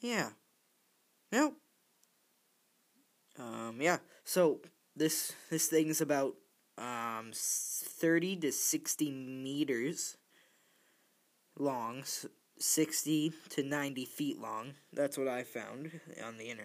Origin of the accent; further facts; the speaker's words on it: Canada; I'm Canadian